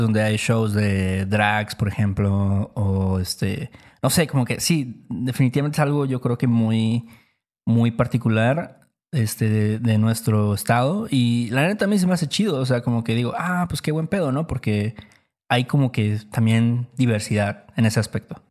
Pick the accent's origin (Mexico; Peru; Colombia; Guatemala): Mexico; Veracruz; nosotros somos de Veracruz